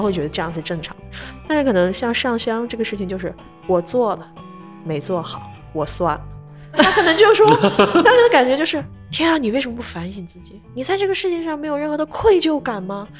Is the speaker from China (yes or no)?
yes; Lanzhou, Gansu, China; 我们老家兰州当时其实被封控掉了